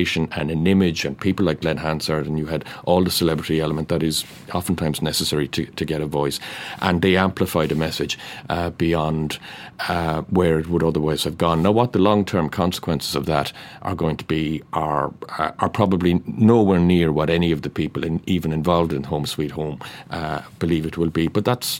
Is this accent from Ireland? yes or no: yes; North Cork, Munster, Ireland; I'm from North Cork